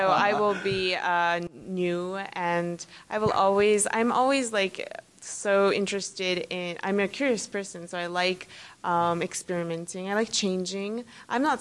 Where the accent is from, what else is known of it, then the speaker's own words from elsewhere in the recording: United States; moved away; performing here for my first time in my my home country is a miracle for me